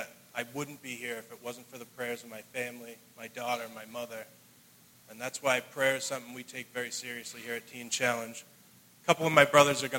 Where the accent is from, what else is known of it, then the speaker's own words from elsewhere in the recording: Brockton, Massachusetts, United States; I'm from Brockton. Growing up, I was very fortunate